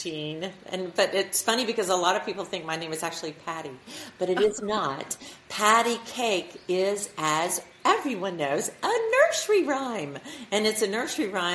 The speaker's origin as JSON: {"language": "English", "region": "Alabama", "country": "United States", "tie": "born or raised there", "said": "I'm from Alabama, and I grew up going to church"}